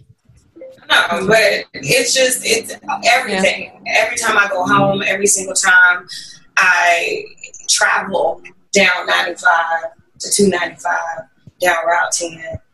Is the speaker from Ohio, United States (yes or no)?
no; Isle of Wight County, Virginia, United States; I'm from Isle of Wight County